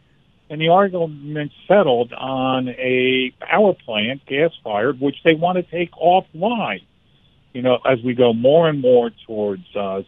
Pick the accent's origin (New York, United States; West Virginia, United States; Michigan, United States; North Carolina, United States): North Carolina, United States; western; a small town, my hometown in western North Carolina.